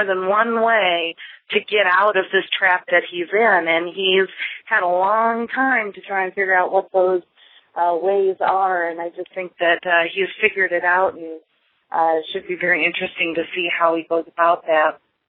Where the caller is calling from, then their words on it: Rockford, Illinois, United States; I'm calling from Rockford, Illinois.